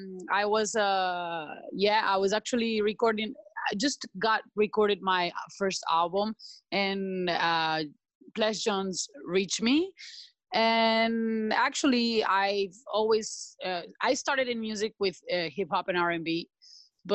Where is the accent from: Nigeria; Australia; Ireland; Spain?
Spain; English is a second language; also born or lived in Sao Paulo, Brazil; now in Sri Lanka; I'm from Spain, and I was 10 years in Brazil, and now actually in Sri Lanka